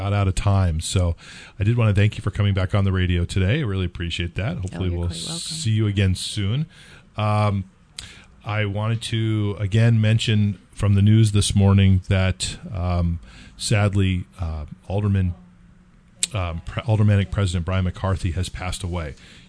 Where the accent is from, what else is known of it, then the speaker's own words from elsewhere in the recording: California, United States; moved away; I'm from California.